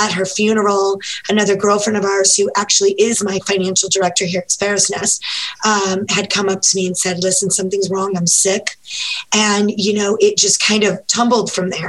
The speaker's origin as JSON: {"language": "English", "region": "the South", "country": "United States", "said": "I'm from the South."}